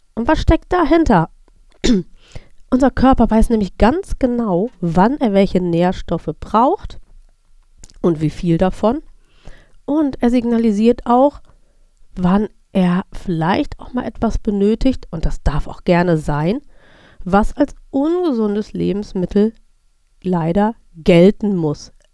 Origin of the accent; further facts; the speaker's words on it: North Rhine-Westphalia, Germany; ich bin in Nordrhein-Westfalen aufgewachsen